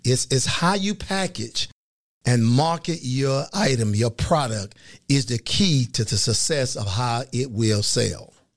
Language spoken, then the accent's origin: English; Fort Pierce, Florida, United States; I grew up in a place called Fort Pierce, Florida, agriculture city on the east coast of Florida.